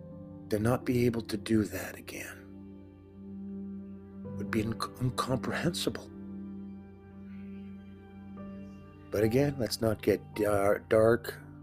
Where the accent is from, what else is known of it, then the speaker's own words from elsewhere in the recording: Winnipeg, Manitoba, Canada; Because I'm from Winnipeg, Manitoba, Canada